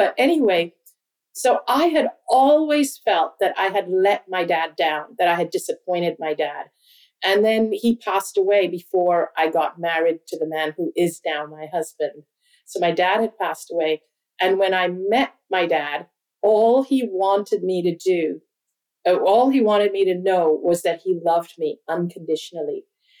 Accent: Hong Kong; also born or lived in India; My parents are Hindu. We're Indian, ethnically Indian. I've never lived in India. I've always grown up outside of India. We traveled because of my dad's work. I actually went to school in Hong Kong, which is predominantly a Chinese city.

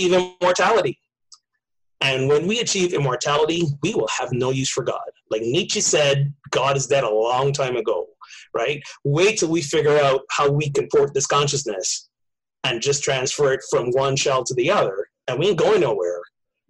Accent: Barbados; moved away; I grew up in Barbados

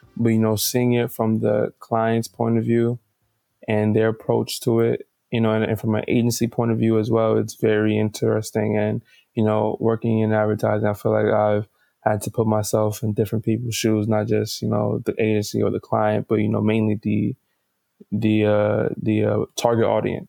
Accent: New York City, New York, United States; born and raised in Brooklyn, New York.

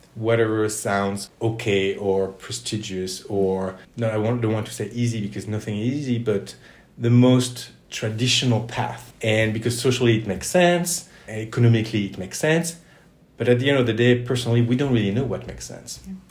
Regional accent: Toulouse, Occitania, France; moved away as an adult; also born or lived in United States; I'm originally from France, mm-hmm. from southwest France, from Toulouse.

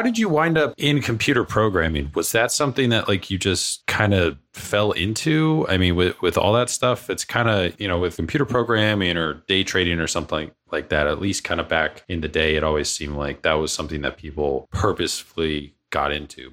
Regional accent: Cape Cod, Massachusetts, United States; I grew up out east. I grew up on Cape Cod, so fishing village

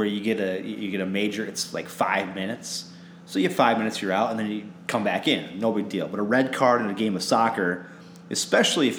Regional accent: Minnesota, United States; I'm the only Minnesotan here

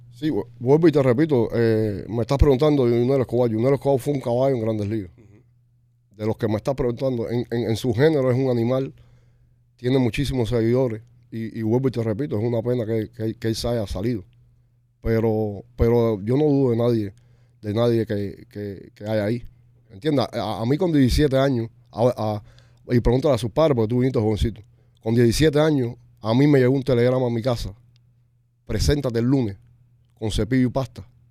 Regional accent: Cuba; now in Miami, United States; Nosotros, como cubanos, como nosotros no tenemos país. Y, estamos en Estados Unidos

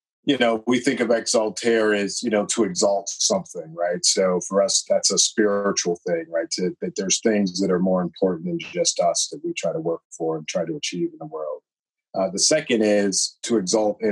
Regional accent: Boston, Massachusetts, United States; here in the Boston area, which is my hometown.

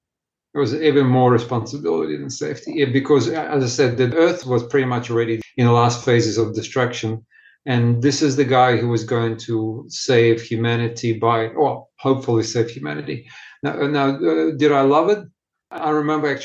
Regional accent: Ukraine; English is a second language; also born or lived in Russia; now in Australia; I was born in Ukraine, sixth generation of Russian Jewish background

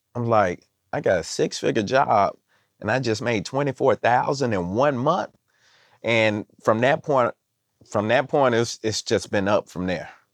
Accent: Mississippi, United States; I'm from Mississippi

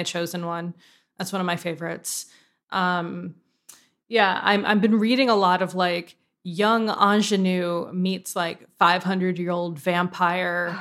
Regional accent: West Hartford, Connecticut, United States; I'm actually from West Hartford, which is very different

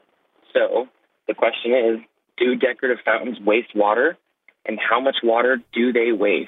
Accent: Salt Lake City, Utah, United States; I am from Salt Lake City, Utah. Being from a desert

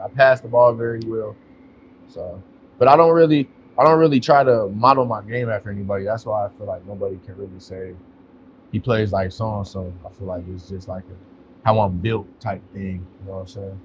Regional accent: West Coast, United States; now in North Carolina, United States; I'm from the West Coast

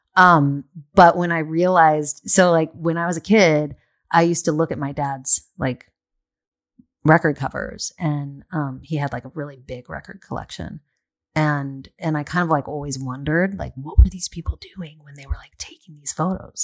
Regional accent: San Diego, California, United States; moved away as an adult; also born or lived in Del Mar, California; now in Los Angeles, United States; I grew up in San Diego

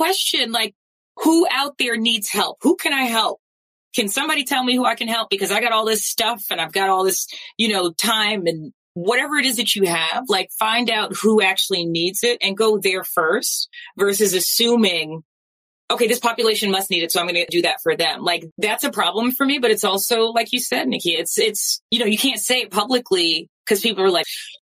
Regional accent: New York, United States; moved away; I'm from New York

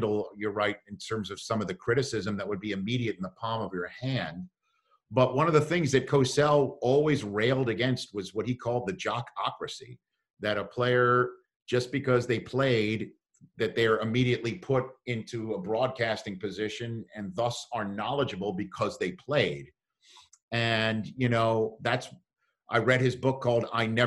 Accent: New York City, New York, United States; growing up in New York City

